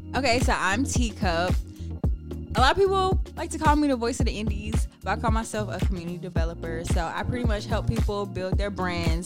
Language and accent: English; Ellenwood, Georgia, United States; I'm from Ellenwood. I'm from the east side, so that's where my family's from